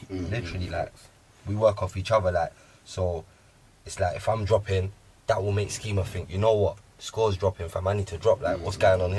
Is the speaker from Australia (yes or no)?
no; London, United Kingdom; as your like average person growing up in London, I was born here, innit? So growing up in London